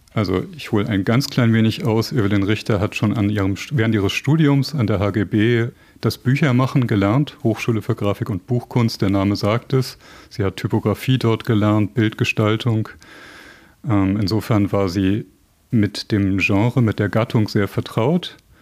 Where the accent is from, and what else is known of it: West Germany, Germany